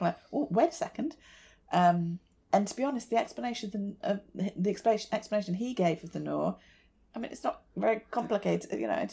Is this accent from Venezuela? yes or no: no; United Kingdom; as a British person